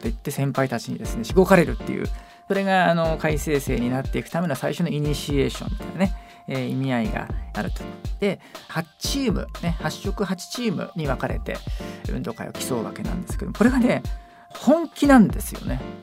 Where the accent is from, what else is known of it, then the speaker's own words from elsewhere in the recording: Tokyo, Japan; 東京生まれだったので